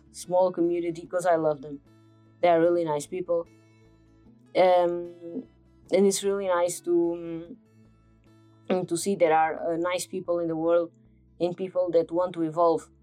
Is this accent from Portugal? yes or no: yes; Portugal; I'm from Portugal